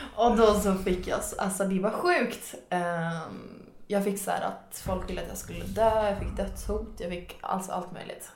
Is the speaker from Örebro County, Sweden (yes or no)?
no; Nyköping, Södermanland, Sweden; also born or lived in Frustuna; Nyköpings lasarett